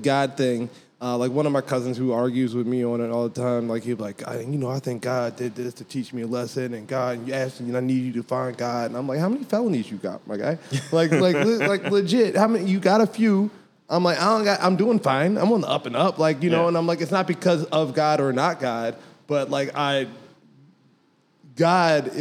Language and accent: English; Philadelphia, Pennsylvania, United States; moved away; I'm from Philadelphia.